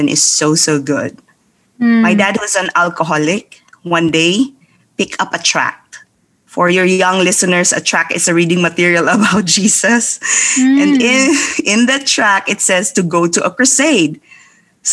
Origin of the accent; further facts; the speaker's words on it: Philippines; I was born and raised in the Philippines to a very poor family